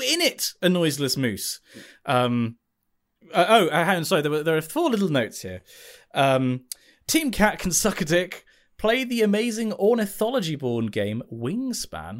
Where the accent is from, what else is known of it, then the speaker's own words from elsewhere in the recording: United Kingdom; if you're in the U K